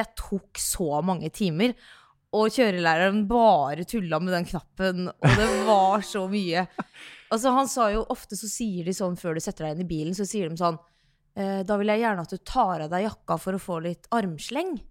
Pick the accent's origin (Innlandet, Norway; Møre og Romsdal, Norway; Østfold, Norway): Østfold, Norway; Sarpsborg; also born or lived in Oslo; når jeg er da hjemme i Sarpsborg